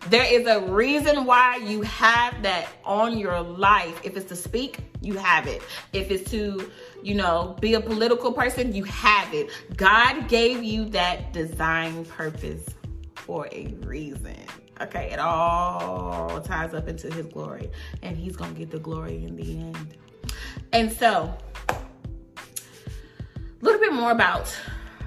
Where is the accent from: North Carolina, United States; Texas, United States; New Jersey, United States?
North Carolina, United States; Wallace; moved away as an adult; also born or lived in Durham, North Carolina; I'm from a small town in North Carolina. It's probably got like 2 stoplights and a Walmart